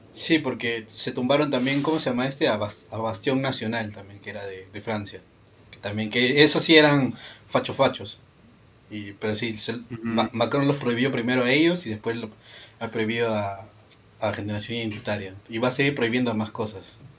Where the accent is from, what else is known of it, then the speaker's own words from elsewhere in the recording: Peru; yo soy de Perú.